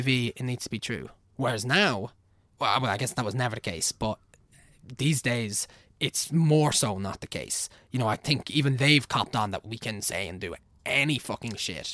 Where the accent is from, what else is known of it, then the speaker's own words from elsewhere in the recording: Navan, County Meath, Ireland; accent: Navan; also born or lived in Kildare / England; I'm Irish, and I've lived in Ireland, like, all my life.